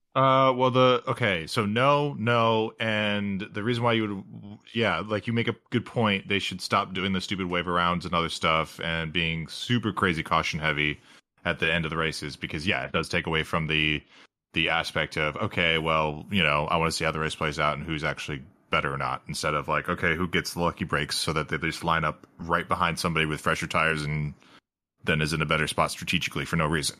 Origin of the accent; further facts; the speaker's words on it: United States; as an American